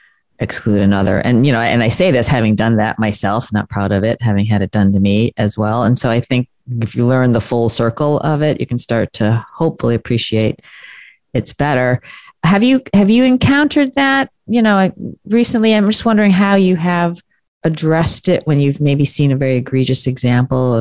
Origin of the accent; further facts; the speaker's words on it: United States; My parents were Chinese, parents are from overseas, and I'm proud to be American.